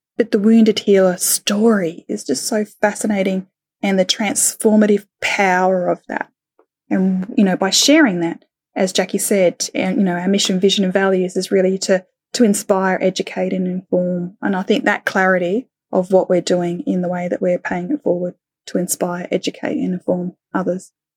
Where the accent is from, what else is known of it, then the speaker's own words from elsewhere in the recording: Australia; also born or lived in United Kingdom; now in Thailand; in my heart, you know, being, being Australian